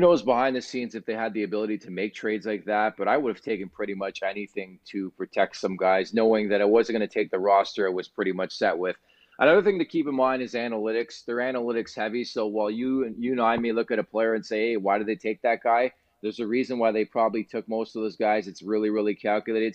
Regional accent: Canada; I'm Canadian

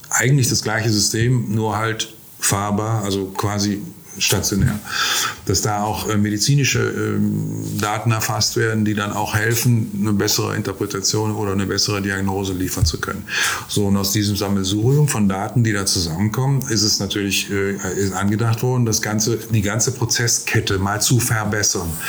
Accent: Gangelt, North Rhine-Westphalia, Germany; ja, ich bin aus Gangelt, aber wir Gangelter sind unschuldig.

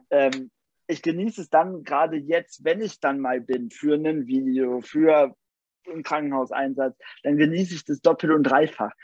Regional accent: Nienburg, Germany; bei uns in Nienburg

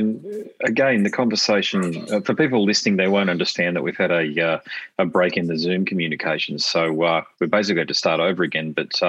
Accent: Queensland, Australia; also born or lived in Sydney; Well, even though I was born in Sydney, so I'm a big supporter of the Blues, I am a Queenslander.

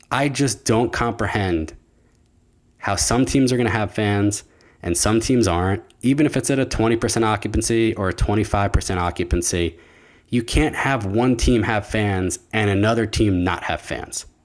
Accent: New Jersey, United States; I grew up in New Jersey as a Rangers fan.

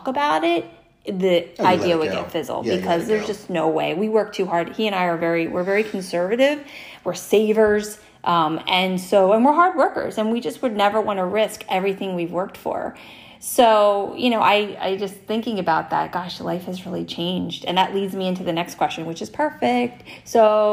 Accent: New Jersey, United States; born or raised there

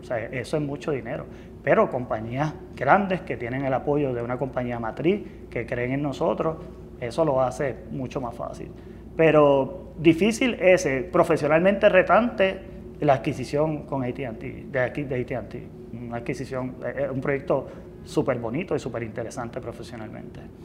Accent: Lares, Puerto Rico; me crié en, Lares

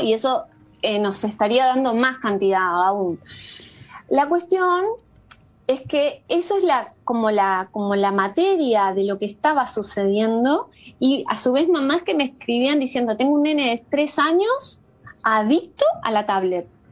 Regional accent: Coronel Pringles, Buenos Aires Province, Argentina; moved away as an adult; now in Uruguay; me crié en un campo eh, a que queda a 600 kilómetros de, la ciudad de Buenos Aires, que se llama Coronel Pringles

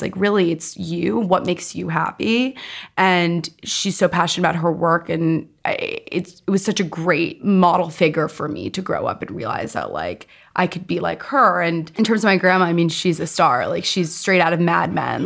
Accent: New York City, New York, United States; I grew up in New York City.

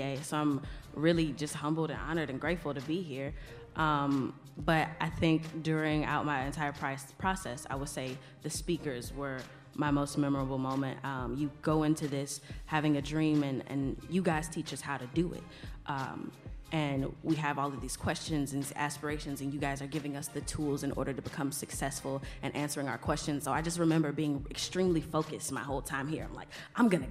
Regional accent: Gary, Indiana, United States; my city of Gary, Indiana, my hometown

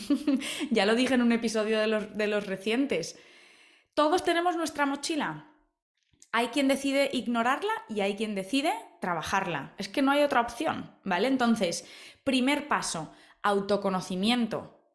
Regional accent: Spain; yo soy española

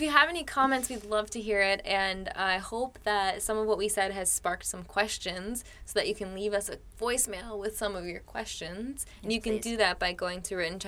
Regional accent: Wisconsin, United States; moved away as an adult; now in China; where I'm from is like, we don't even lock our doors, and you know, it's just the super friendly area in Wisconsin

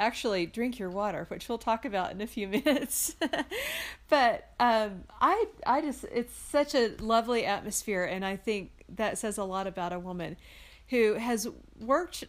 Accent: Texas, United States; accent: Texas; my Texas accent

